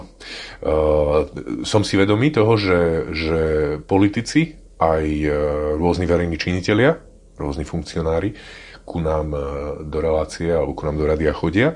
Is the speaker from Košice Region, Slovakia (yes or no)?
no; Martin, Žilina Region, Slovakia; ja som Martinčan